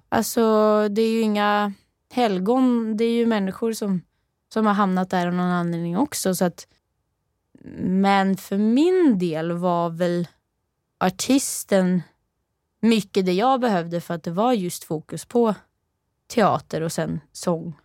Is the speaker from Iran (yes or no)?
no; Rennebu, Trøndelag, Norway; Swedish is a second language; now in Sweden; jag är från eh, lite söder om Trondheim